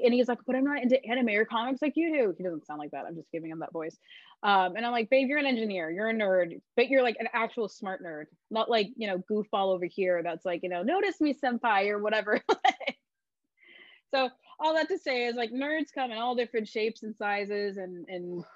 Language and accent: English; Oceanside, California, United States; I was born in Oceanside